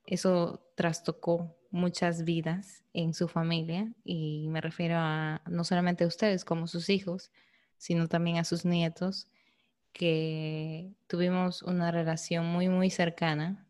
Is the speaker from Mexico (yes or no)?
no; Peru; moved away; nosotros como peruanos